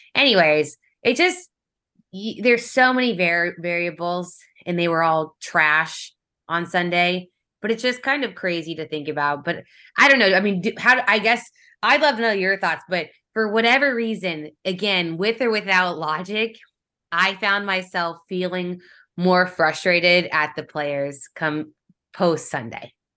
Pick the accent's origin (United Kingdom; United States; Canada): United States; Kansas City, Missouri; I grew up in Kansas City